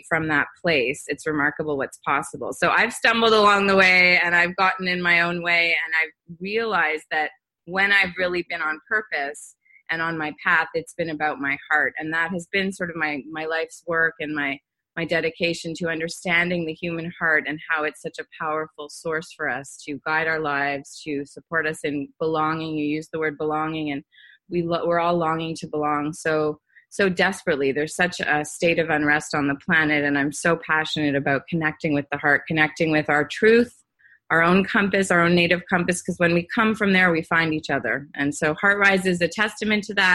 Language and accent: English; Montreal, Quebec, Canada; I grew up in Montreal. I'm from Canada